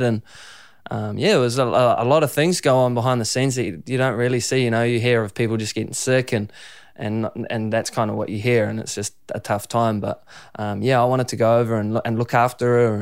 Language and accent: English; Raglan, Waikato, New Zealand; growing up in Raglan